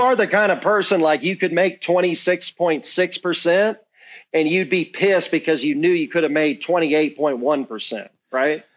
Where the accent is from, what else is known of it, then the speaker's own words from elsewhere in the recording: Georgia, United States; my home state, Georgia